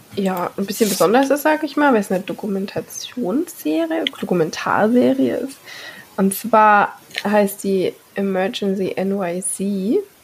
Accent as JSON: {"language": "German", "country": "Germany", "said": "bei uns in Deutschland"}